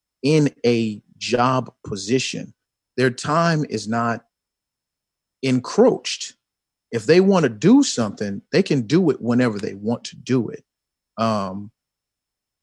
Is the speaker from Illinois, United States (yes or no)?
yes; Chicago, Illinois, United States; I'm from Chicago